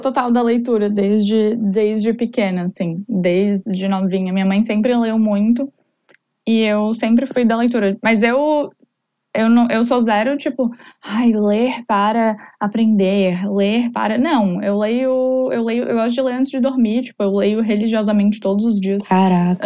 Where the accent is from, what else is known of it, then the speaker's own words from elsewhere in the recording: Florianópolis, Santa Catarina, Brazil; sou de Floripa, é, morei a vida inteira aqui